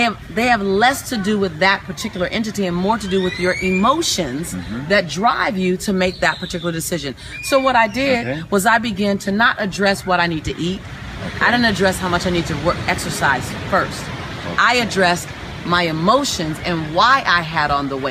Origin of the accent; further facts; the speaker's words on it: Los Angeles, California, United States; being born and raised in South Central Los Angeles